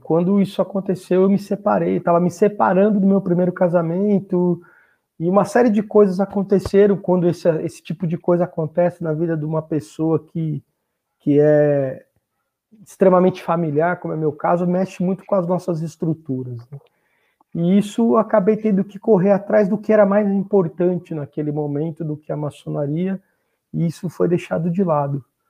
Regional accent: Sorocaba, São Paulo, Brazil; moved away; also born or lived in Rio de Janeiro; eu sou nativo sorocabano, nasci aqui em Sorocaba

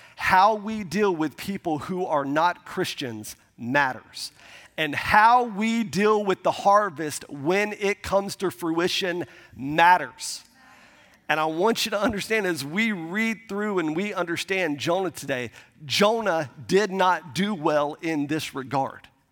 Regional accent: Milton, Florida, United States; we grew up in the Panhandle of Florida, uh, outside of Pensacola, um, a, a small town called Milton, Florida

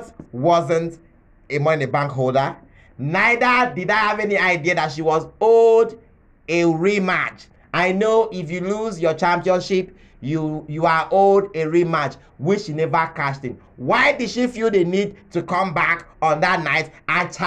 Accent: Nigeria; As a Nigerian

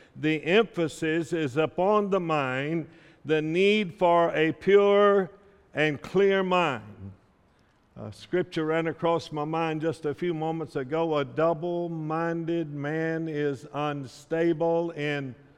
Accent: South Carolina, United States; I grew up in South Carolina

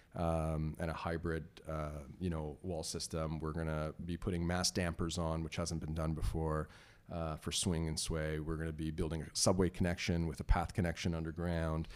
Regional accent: Toronto, Ontario, Canada; also born or lived in Iran; I, immigrated uh, from iran in 1977 uh, okay. uh, two years before the islamic revolution and uh, we moved to toronto with my family and uh, i grew up in toronto in york mills

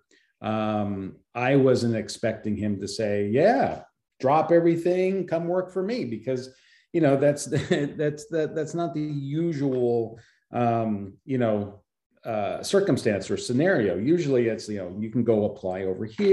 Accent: Philadelphia, Pennsylvania, United States; moved away; also born or lived in California; I had moved to California from back east, because I was born in Philadelphia

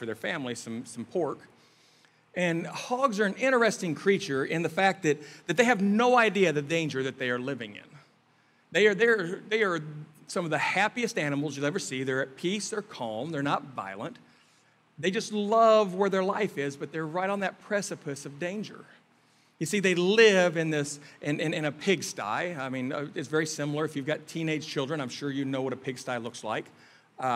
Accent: Kansas City, Missouri, United States; moved away; we're from Kansas City in the Midwest area

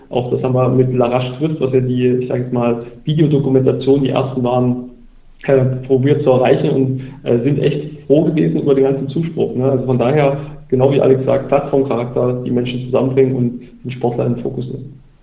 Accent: Bautzen, Saxony, Germany; Weil das mein Geburtsort ist

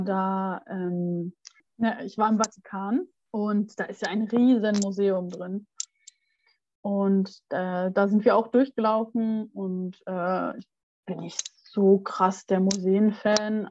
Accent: Germany; da, wo ich herkomme, ist ja nicht so weit weg von Bremen

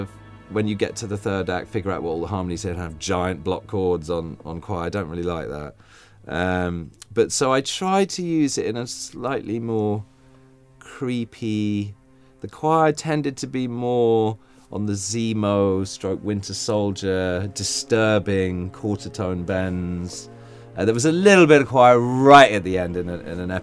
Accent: England, United Kingdom; moved away; I'm English.

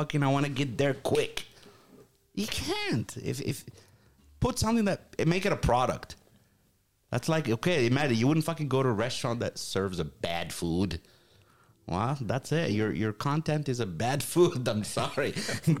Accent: Morocco; moved away; in Morocco, we didn't have guns

